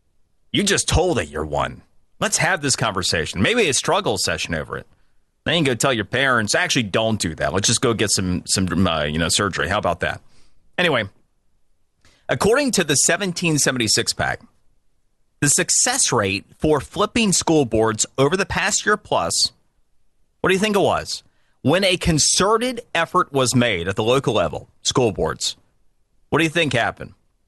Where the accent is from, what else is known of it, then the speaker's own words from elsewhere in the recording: Florida, United States; a lot of them happened from my home state of Florida